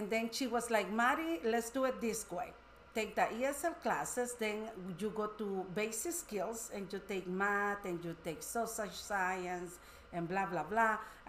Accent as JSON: {"language": "English", "country": "El Salvador", "moved": "yes", "lives_now": "Wisconsin, United States", "said": "I'm from El Salvador."}